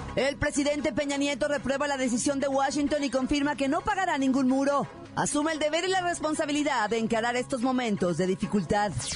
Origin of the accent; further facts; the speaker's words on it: Mexico; soy mexicana